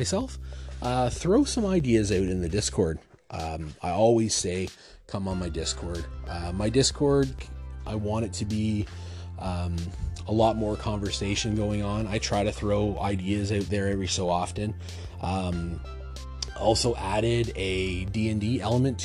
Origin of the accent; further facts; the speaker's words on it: Ontario, Canada; I'm from Ontario. I'm not from the East Coast